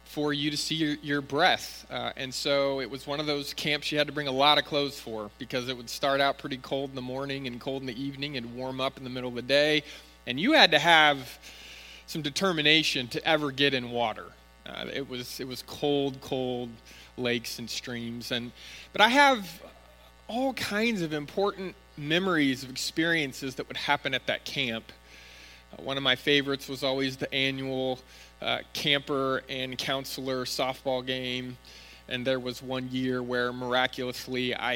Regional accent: Northern California, United States; When I was growing up in Northern California, going to church, we always had summer Bible camp

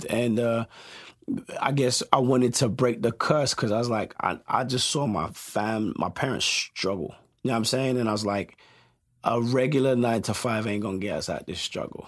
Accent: London, United Kingdom; moved away as an adult; also born or lived in Westminster / Peckham / New Cross / Tottenham; now in Los Angeles, United States; I was born in, we, at Westminster, right? And then I grew up in, uh, a place called Brockley

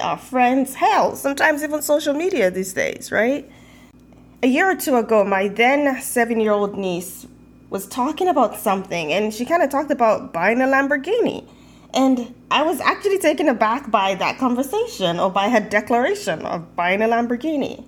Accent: Nigeria; moved away as an adult; now in United States; growing up in Nigeria

